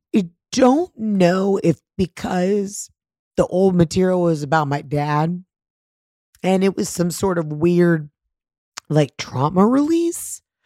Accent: Georgia, United States; I'm from Georgia

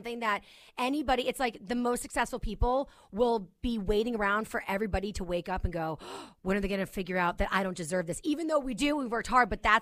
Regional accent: New York City, New York, United States; I'm a New Yorker

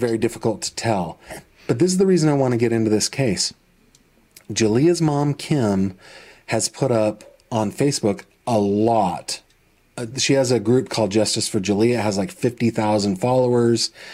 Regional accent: Clearfield, PA, Pennsylvania, United States; born or raised there; also born or lived in Northern California; now in Venango County, Pennsylvania, United States

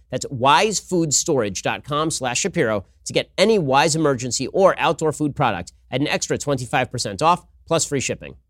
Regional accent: Los Angeles, California, United States; I grew up in Hollywood

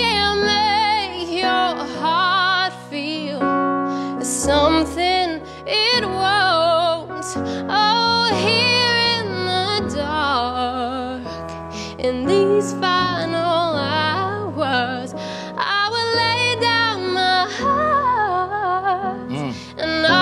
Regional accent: Carmel, Indiana, United States; I'm 18 years old, and I'm from Carmel, Indiana

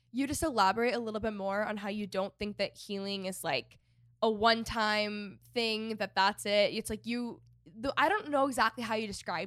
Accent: Texas, United States; moved away as an adult; also born or lived in Los Angeles, California; I was living in LA for the past 5 years and I'm from Texas and I just bought a house in Texas.

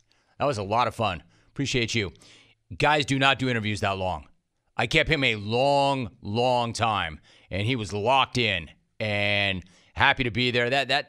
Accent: Los Angeles, California, United States; I grew up in Los Angeles

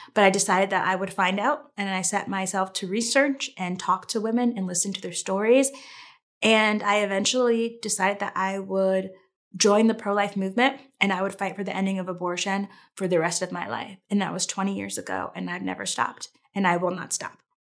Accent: Connecticut, United States; I grew up in Connecticut and it's a very pro-choice state.

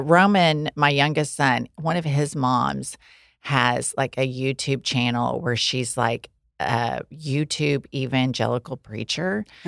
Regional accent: Oklahoma, United States; We're from Oklahoma

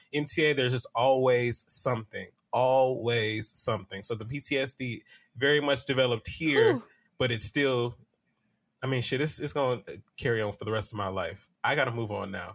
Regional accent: Atlanta, Georgia, United States; as a Southerner, it took me back to when I used to ride the MARTA

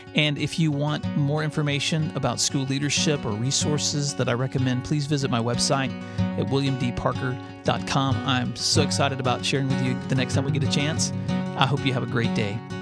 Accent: West Tennessee, United States; I grew up in West Tennessee, and my parents raised six children there on a small farm

